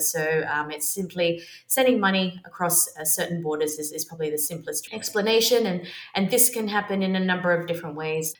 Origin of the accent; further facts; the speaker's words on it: Australia; moved away as an adult; also born or lived in London; now in Barcelona, Spain; I am Australian, lived in London for 11 years, and now currently residing in sunny Barcelona.